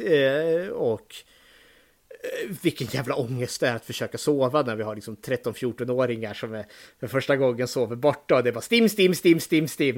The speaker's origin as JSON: {"language": "Swedish", "town": "Eskilstuna", "region": "Södermanland", "country": "Sweden", "tie": "born or raised there", "said": "nu är jag född och uppvuxen här i Eskilstuna"}